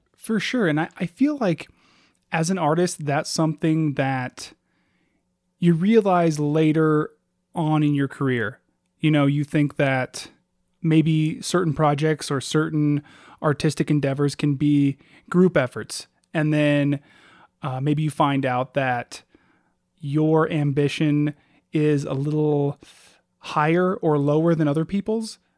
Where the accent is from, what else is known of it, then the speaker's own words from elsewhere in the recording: Alaska, United States; growing up in Alaska